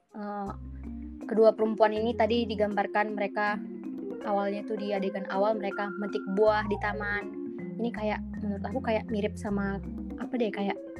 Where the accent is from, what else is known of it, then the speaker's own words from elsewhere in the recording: Medan, North Sumatra, Indonesia; aku dari aku dari Medan